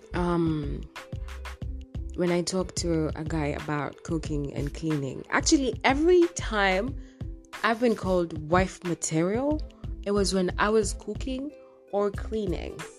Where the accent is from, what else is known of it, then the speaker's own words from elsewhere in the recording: Kenya; here in Kenya, uh I'm from the Luo community